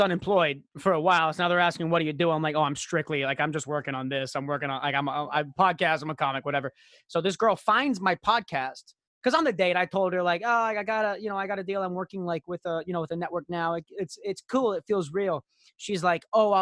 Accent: Royal Oak, Michigan, United States; I was born outside of Royal Oak, Michigan. Born outside of at Royal Oak Hospital

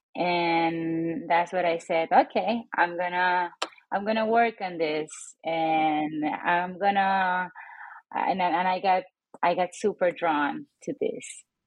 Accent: San Juan, Puerto Rico; moved away as an adult; now in Reno, United States; I was born and raised in San Juan, Puerto Rico, a little island in the Caribbean

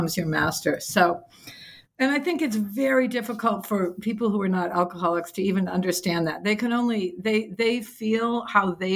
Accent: New England, United States; I come from New England where it's like, no, you just work harder and that's how you get.

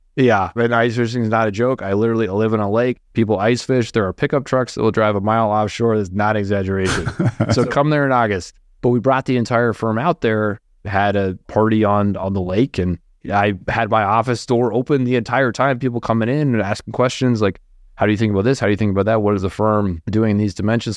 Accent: East Coast, United States; now in Minnesota, United States; an East Coast person married to someone from Minnesota

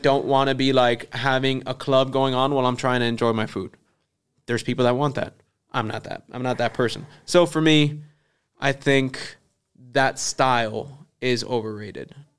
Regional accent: Kendall, Florida, United States; I'm from Kendall

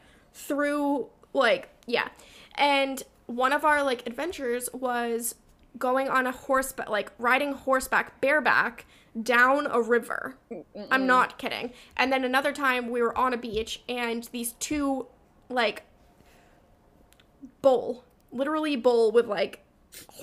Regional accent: Vermont, United States; growing up in Vermont

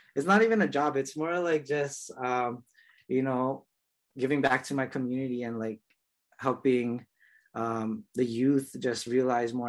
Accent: Honolulu, Hawaii, United States; I was born and raised in Kalihi um, here on Oahu.

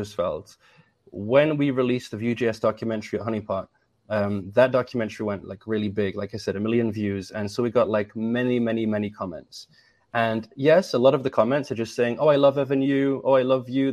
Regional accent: England, United Kingdom; I'm English

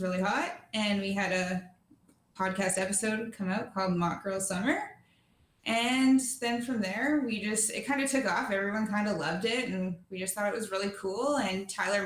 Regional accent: PoCo, suburb of Vancouver, British Columbia, Canada; I'm from the suburbs. I'm from Pocos, like a suburb of Vancouver

